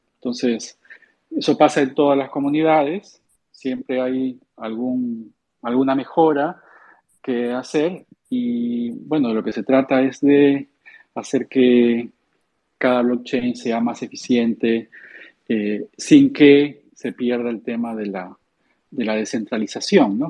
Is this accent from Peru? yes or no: yes; Peru; soy, soy peruano